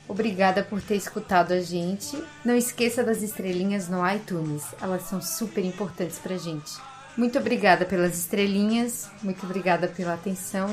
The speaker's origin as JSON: {"language": "Portuguese", "town": "Florianópolis", "region": "Santa Catarina", "country": "Brazil", "said": "a gente é de Florianópolis"}